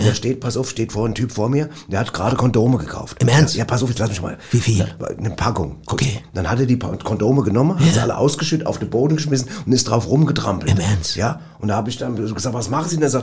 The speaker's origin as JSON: {"language": "German", "town": "Cologne", "region": "North Rhine-Westphalia", "country": "Germany", "said": "Also ich komme ja aus Köln und ich habe ständig das Verlangen nach einer halben Hahn."}